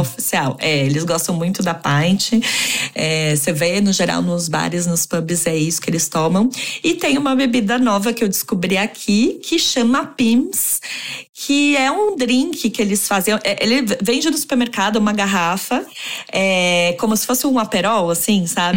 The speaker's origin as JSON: {"language": "Portuguese", "region": "São Paulo", "country": "Brazil", "tie": "born or raised there", "also_born_or_lived": "Santiago, Chile / Mexico City, Mexico", "moved": "as an adult", "lives_now": "London, United Kingdom", "said": "Eu nasci em São Paulo, capital"}